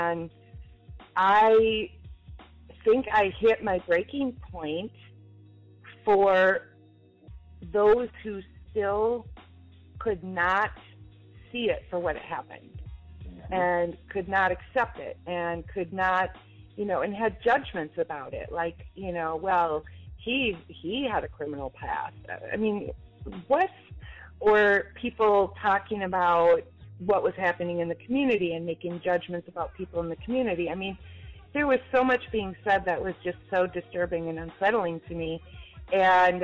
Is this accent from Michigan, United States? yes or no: no; Minneapolis, Minnesota, United States; I am born and raised in Minneapolis